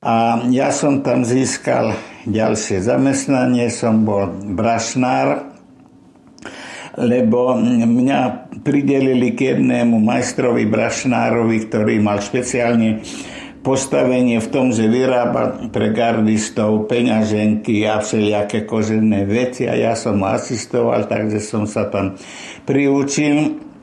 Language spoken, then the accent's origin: Slovak; Nitra, Nitra Region, Slovakia; also born or lived in Topoľčany / Nové Zámky; Vyrastal som v mimoriadne šťastnej rodine, to znamená moje detstvo, prežité, hlavne v Nitre, bolo veľmi šťastné